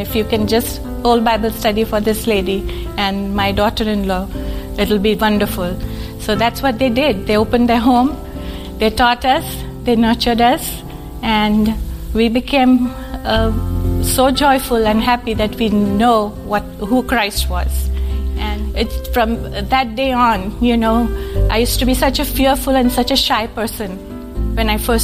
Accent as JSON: {"language": "English", "town": "Mumbai", "region": "Maharashtra", "country": "India", "tie": "born or raised there", "moved": "yes", "said": "I was born in Bombay, India, a long time ago in December"}